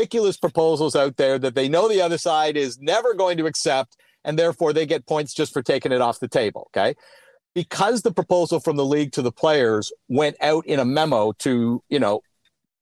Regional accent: Canada; as a Canadian

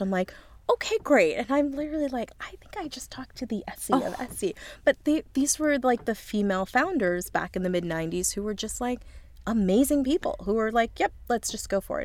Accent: Lancaster, Pennsylvania, United States; moved away; I'm actually from Amish country. I'm from Lancaster, Pennsylvania

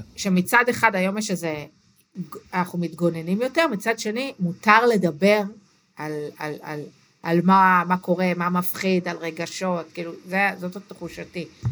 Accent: Israel; גדלתי במושב

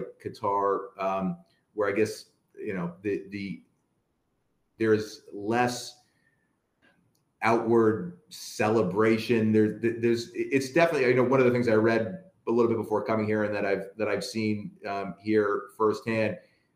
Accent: United States; also born or lived in Wales; I'm an American.

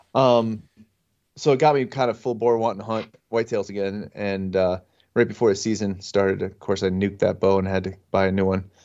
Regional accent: northeastern Pennsylvania, United States; I'm from northeastern Pennsylvania. Everybody knows where Scranton is. I'm not, not far from there.

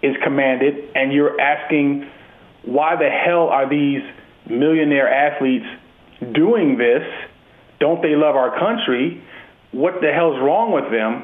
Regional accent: United States; we're both from America

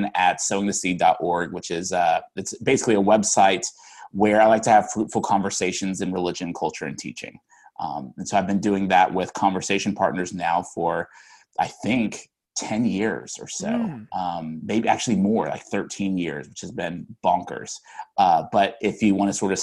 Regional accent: Sugar Land, Texas, United States; moved away; I grew up in Houston, cool. But a suburb of Houston actually called Sugar Land, Texas

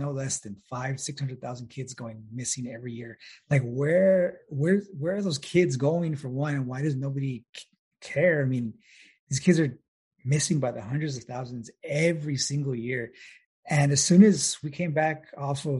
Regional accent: El Paso, Texas, United States; I'm originally from El Paso

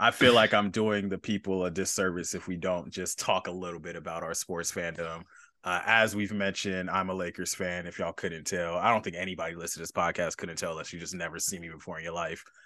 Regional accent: Los Angeles, California, United States; me being from L

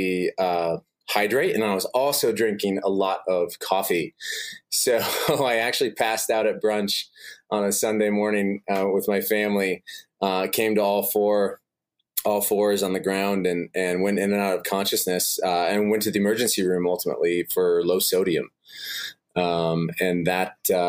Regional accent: Des Moines, Iowa, United States; I'm originally from Des Moines, Iowa

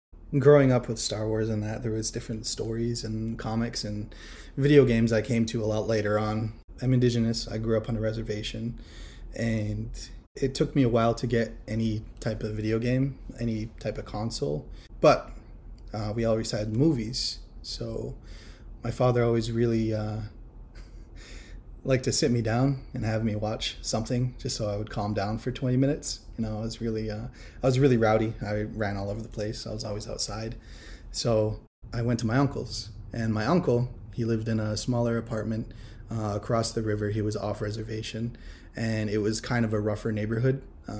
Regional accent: Akwesasne, New York, United States; I am of the Akwesasne Mohawk Nation. I was raised in Akwesasne, and I'm a big ol' nerdy artist, big ol' native nerd over here.

